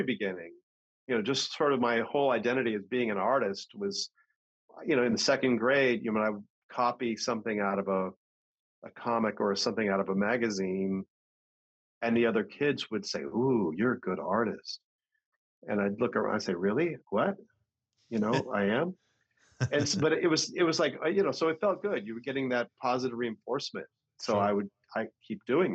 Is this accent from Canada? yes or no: no; San Francisco Bay Area, California, United States; growing up in the San Francisco Bay Area in the 60s and 70s